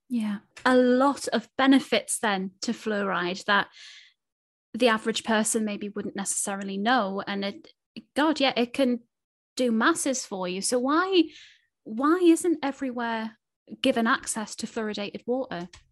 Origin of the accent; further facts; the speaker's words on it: Newcastle upon Tyne, North East England, United Kingdom; I'm from Newcastle.